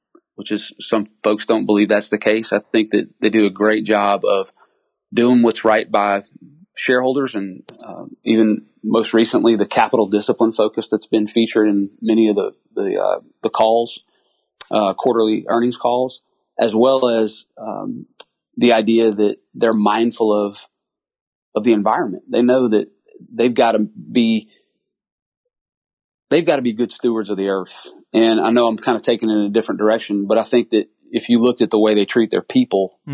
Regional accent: Lake Charles, Louisiana, United States; I'm from Lake Charles, Louisiana.

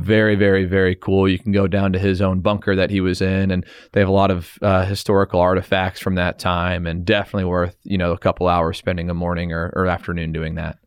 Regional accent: Canada; being Canadian, you know, we have a lot of ties to the Queen

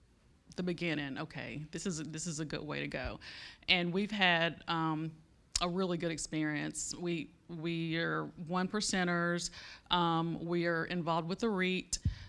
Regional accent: Florida, United States; We are from Florida

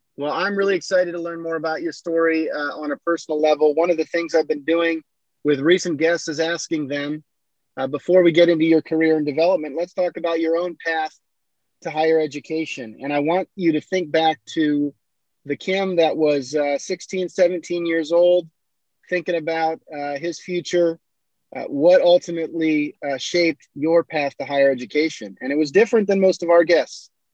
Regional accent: Iowa, United States; growing up in Iowa

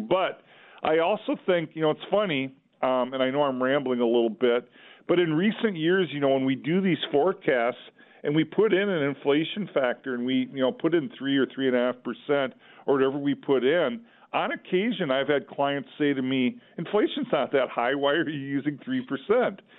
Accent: Olivia, Minnesota, United States; I grew up in Olivia, Minnesota

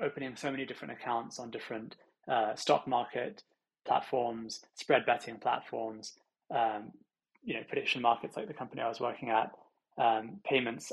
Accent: London, United Kingdom; I'm originally from London, and I grew up here

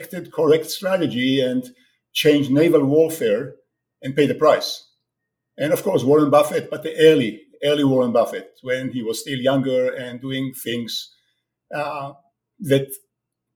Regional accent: Israel; moved away as an adult; also born or lived in France / United States; now in Toronto, Canada; I was born in Israel many years ago, and I served in the Israeli army in the Six Days War, 67.

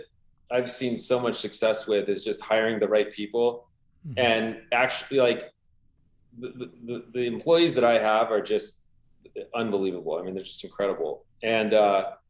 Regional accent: Southern California, United States; born or raised there

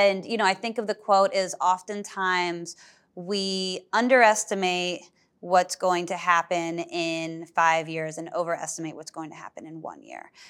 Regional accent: Berkeley, California, United States; moved away; I grew up in Berkeley, California

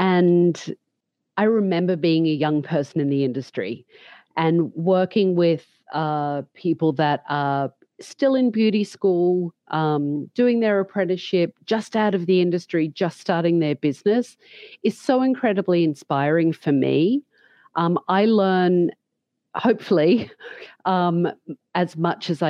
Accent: Australia; moved away as an adult; also born or lived in London; now in United States; leaving Australia at such a young age, which I did, and I went to London for a long time and then to the US, and always reflecting back on my education as a young hairdresser here in Australia

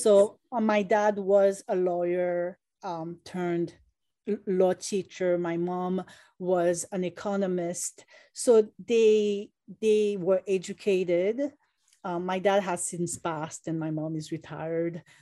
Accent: Haiti; now in United States; When I was growing up in Haiti

